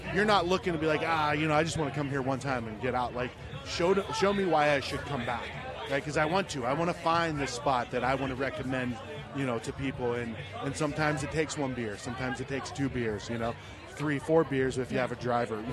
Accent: Ohio, United States; now in Arizona, United States; I grew up in Ohio

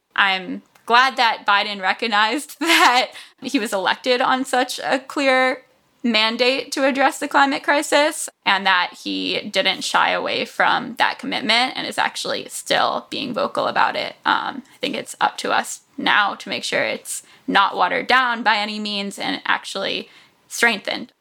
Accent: South Florida, United States; I grew up in South Florida

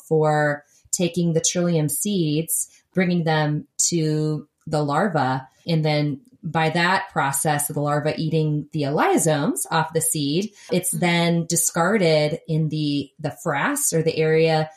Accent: New York, United States; now in Portland, United States; I grew up in New York

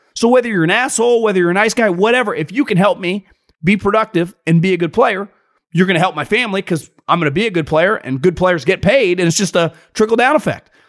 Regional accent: Sacramento, California, United States; I grew up around Sacramento

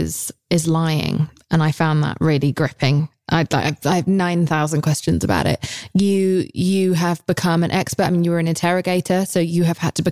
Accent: England, United Kingdom; I'm English

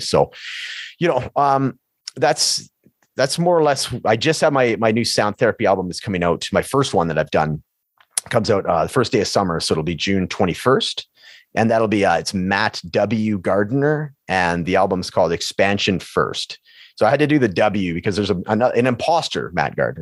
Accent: Prince George, British Columbia, Canada; moved away as an adult; now in Edmonton, Canada; my hometown of Prince George

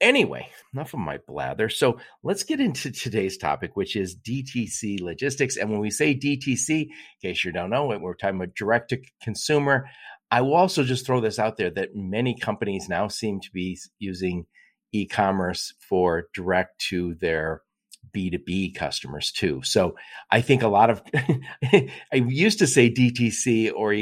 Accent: Michigan, United States; I live in Michigan. We call Northern Michigan up north, and so 2 hours north of here becomes up north. But then when you get to the Upper Peninsula, which is really up north, and I'm from Michigan

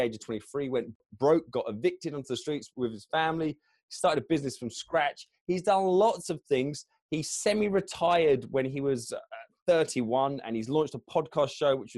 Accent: United Kingdom; I'm kind of basically from London, just south of London

